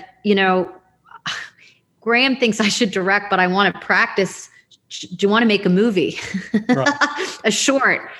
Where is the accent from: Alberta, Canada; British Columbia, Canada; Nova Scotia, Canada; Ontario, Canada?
Ontario, Canada; Toronto; I'm from Toronto, which is a big city in the South, in Canada.